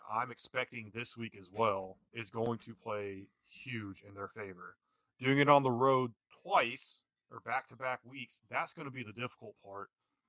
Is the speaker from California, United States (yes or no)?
no; Southern Illinois, United States; I'm from the Southern Illinois area, very familiar with Missouri Valley Conference.